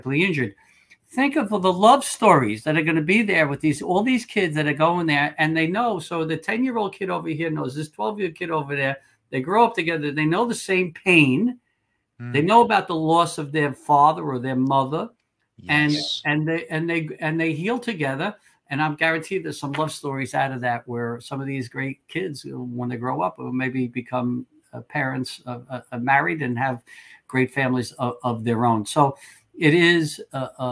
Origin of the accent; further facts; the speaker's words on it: New York City, New York, United States; I'm from Staten Island, which is a very conservative borough